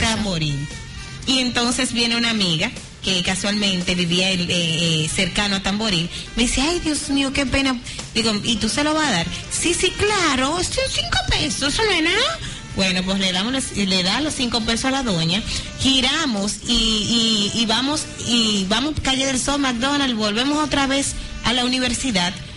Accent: Dominican Republic; nosotros somos dominicanos

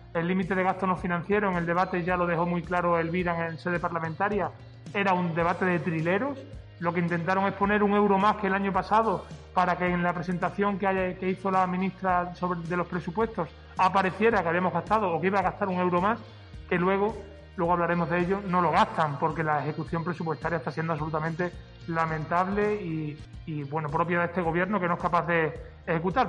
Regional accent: Extremadura, Spain; yo como extremeño

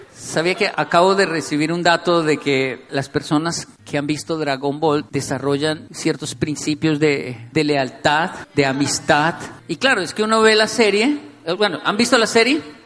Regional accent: Bogotá, Colombia; Crecí en Ciudad Bolívar, vi mucha violencia, vi muchas cosas que un niño no debería ver.

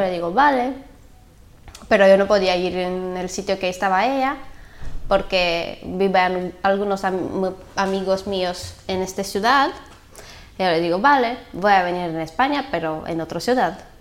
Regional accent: Bulgaria; Spanish is a second language; moved away as an adult; also born or lived in Valencia; tengo 22 años y soy de Bulgaria

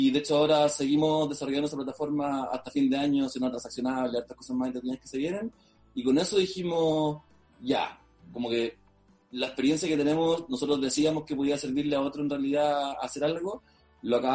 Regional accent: Maule, Chile; somos del Maule, somos chilenos de acá mismo del Maule, de la región

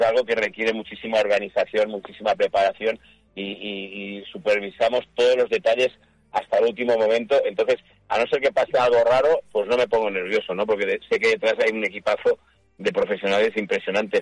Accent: Lleida, Catalonia, Spain; yo soy de Lérida, yo soy del pueblecito de Lérida de Tren

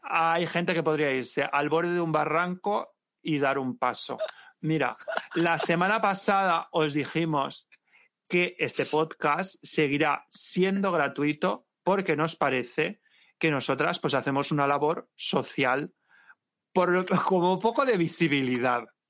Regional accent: Valencia, Valencian Community, Spain; Valencia, mi tierra

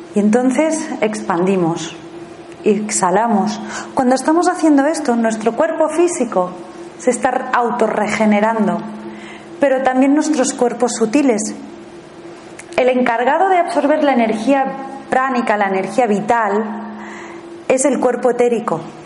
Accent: Spain; also born or lived in Thailand; me fui fuera a vivir fuera de España

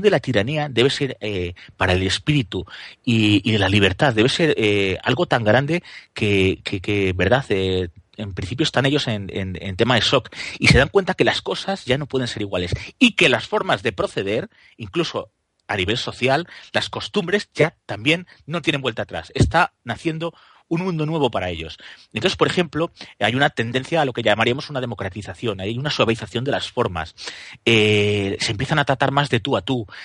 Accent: Guadalajara, Castilla-La Mancha, Spain; tan español como yo que soy de Guadalajara

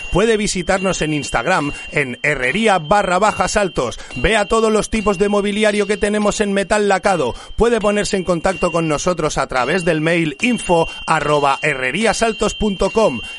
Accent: L'Hospitalet de Llobregat, Catalonia, Spain; Sí, sí, de toda la vida. Yo soy de ahí de Hospitalet, de la Torrasa

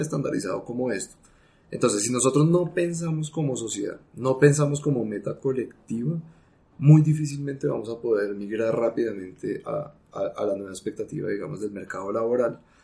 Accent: Colombia

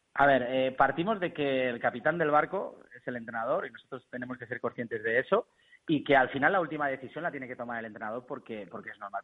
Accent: Burriana, Valencian Community, Spain; Yo estaba aquí en Burriana, que es de donde soy

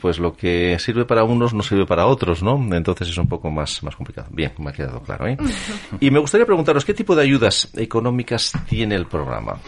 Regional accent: Asturias, Spain; como somos los asturianos

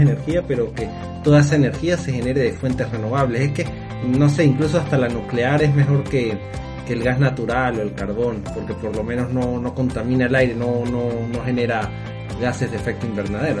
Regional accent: Mérida, Venezuela; en mi ciudad natal, Mérida

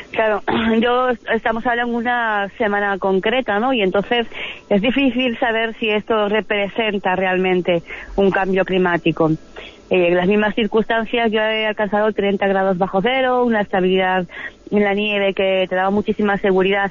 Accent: Spain; como españolas

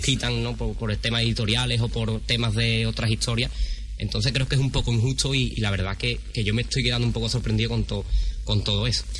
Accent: Benacazón, Andalusia, Spain; mi pueblo en Menagazón

